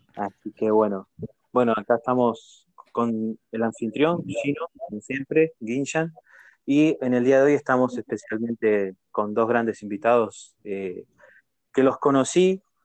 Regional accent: Argentina; yo soy de, Argentina

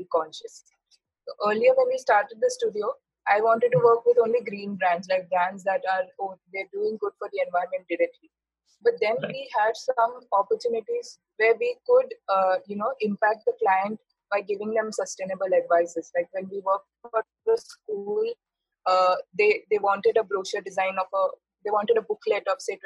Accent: Mumbai, Maharashtra, India; moved away as an adult; I decided to come to Mumbai, back to my hometown

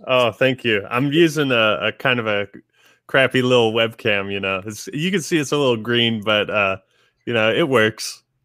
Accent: Seattle area, Washington, United States; I'm from Washington originally. I mean, pretty much just born and raised here all my life. Um, yeah, just uh, around the Seattle area

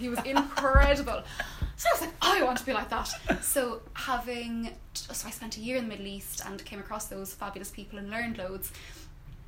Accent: Wexford, Leinster, Ireland; moved away as an adult; also born or lived in Oman; now in Belfast, United Kingdom; I'm from Wexford

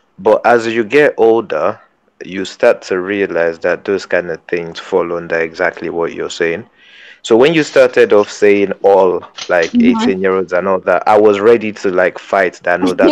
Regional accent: Nigeria; growing up in Nigerian secondary school

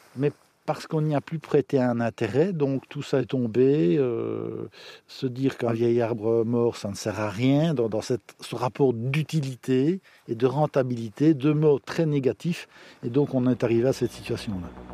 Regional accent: village of Thé, Wallonia, Belgium; Je suis natif du village de Thé, donc un indigène, et euh, j'adore mon village

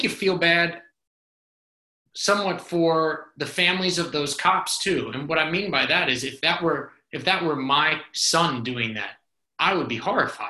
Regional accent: North Carolina, United States; moved away; also born or lived in New Orleans; my time growing up in North Carolina

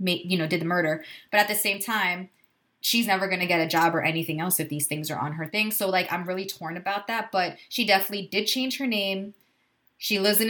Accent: United States; we're American

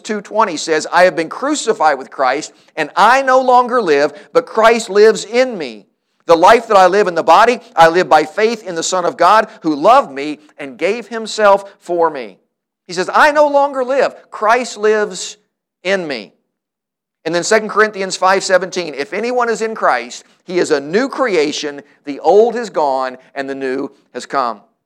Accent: Louisville, Kentucky, United States; the church where I grew up here in Louisville

